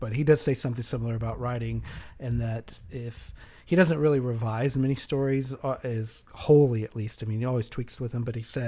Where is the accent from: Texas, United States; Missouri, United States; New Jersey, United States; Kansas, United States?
Texas, United States; I grew up in Texas